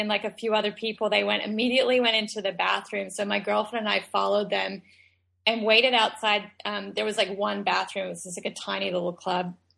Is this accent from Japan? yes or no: no; Australia; moved away; I was born and raised in Australia.